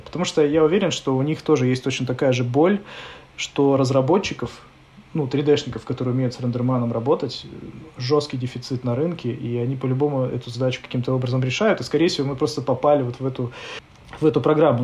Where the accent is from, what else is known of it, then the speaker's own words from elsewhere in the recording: Novosibirsk, Novosibirsk Oblast, Russia; мы Васеньки из Новосибирска, мы делаем мультик